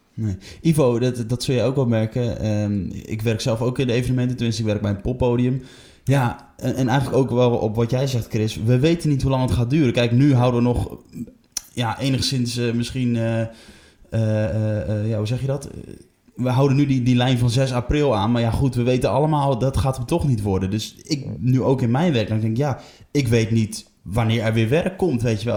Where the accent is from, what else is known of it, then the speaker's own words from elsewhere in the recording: Emmen, Drenthe, Netherlands; ik kom zelf uit Emmen